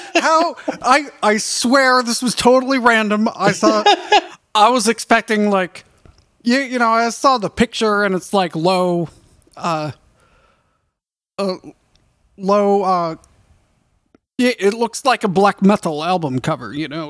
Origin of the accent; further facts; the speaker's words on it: United States; I'm American.